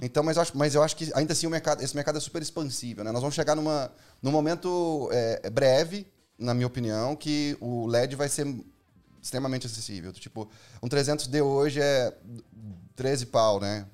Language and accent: Portuguese; Minas Gerais, Brazil; moved away as an adult; now in São Paulo, Brazil; eu sou de Minas